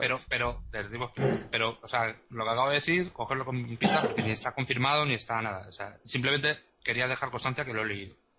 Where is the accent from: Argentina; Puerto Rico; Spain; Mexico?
Spain; moved away; ahora como no estoy en España, pues no soy ciudadano en este momento español